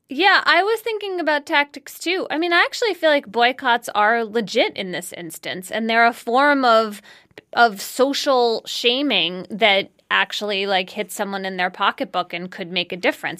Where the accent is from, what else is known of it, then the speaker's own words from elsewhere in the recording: Philadelphia, Pennsylvania, United States; I grew up in Germantown in East Falls inside Philadelphia